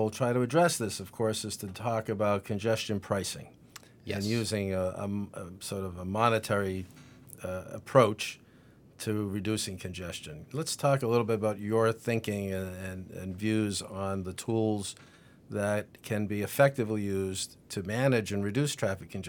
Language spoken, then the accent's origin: English; Reading, Massachusetts, United States; moved away as an adult; also born or lived in Worcester, Massachusetts; now in Los Angeles, United States; I grew up in Reading